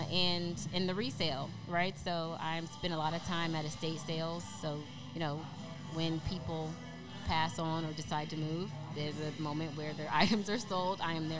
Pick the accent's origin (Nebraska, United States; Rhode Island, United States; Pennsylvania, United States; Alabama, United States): Nebraska, United States; Omaha; also born or lived in Little Rock / Kansas City / Cheyenne; I was born in Little Rock, Arkansas, then we moved to Kansas City, Missouri, then I lived in Cheyenne, Wyoming, then Omaha, Nebraska, so I was there for 8 years